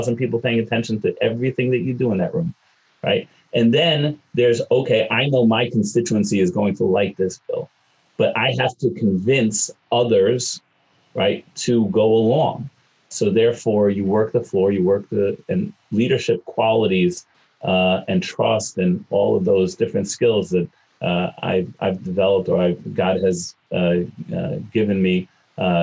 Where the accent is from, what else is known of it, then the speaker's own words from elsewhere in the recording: East Coast, United States; also born or lived in Chicago / Cincinnati; now in New York City, United States; I'm an East Coast kid